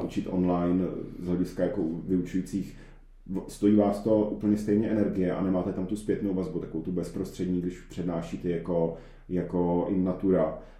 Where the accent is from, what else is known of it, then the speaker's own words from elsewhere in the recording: Czechia; jsem Čech